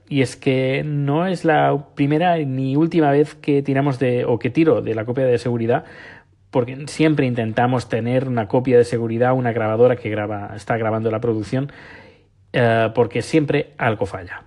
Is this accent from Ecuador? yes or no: no; Barcelona, Catalonia, Spain; moved away as an adult; now in Sweden; yo soy de Barcelona.